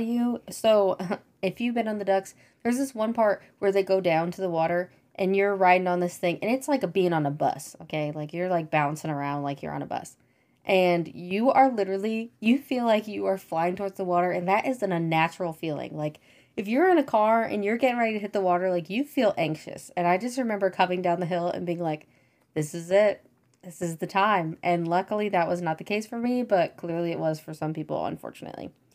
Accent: Missouri, United States; I'm from Missouri, and when you live in Missouri, your family goes there on trips

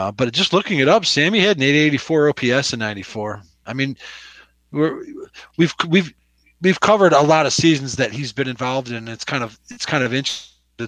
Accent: Elk Grove Village, Illinois, United States; I grew up in Elk Grove

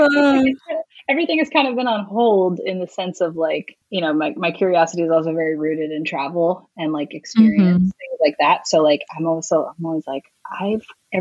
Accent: New York, United States; moved away as an adult; now in Los Angeles, United States; I'm a New Yorker, so I love like pizza and bagels

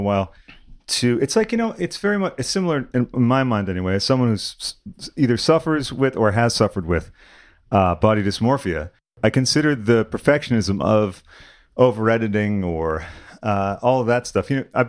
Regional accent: Sudbury, Massachusetts, United States; also born or lived in Waltham, Massachusetts; I lived in Waltham for a number of years and originally grew up in Sudbury, sort of before it was, like, developed into the school district haven that it is now.

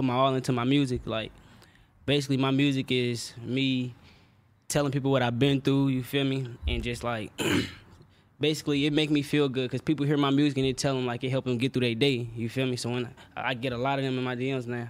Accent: Indianapolis, Indiana, United States; I'm from Indianapolis, Far East Side

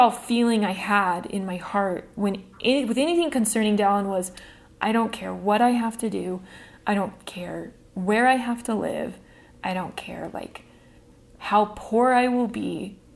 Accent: Iowa, United States; I'm originally from Iowa and finally live near most of my extended family.

